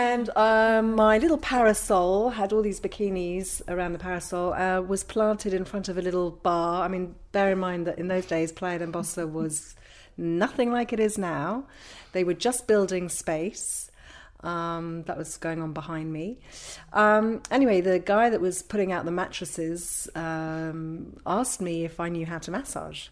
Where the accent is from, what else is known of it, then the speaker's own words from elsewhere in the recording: London, United Kingdom; moved away as an adult; now in Ibiza, Spain; I was born and raised in London